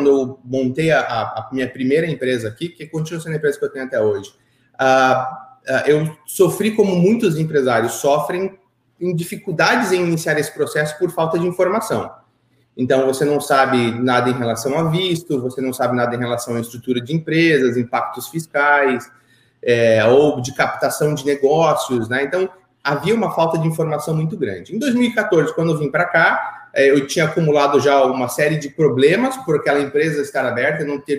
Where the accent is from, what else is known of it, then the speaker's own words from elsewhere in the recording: Curitiba, Paraná, Brazil; moved away as an adult; now in United States; Bom, eu tenho 34 anos, sou de Curitiba, vivi em Curitiba minha vida inteira, até, até em 2014 decidi uh, mudar-me para os Estados Unidos.